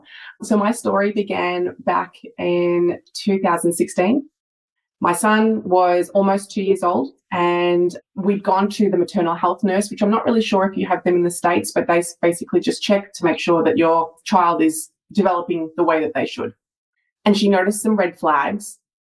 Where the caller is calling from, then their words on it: Melbourne, Victoria, Australia; So I'm joining you from Melbourne, Australia.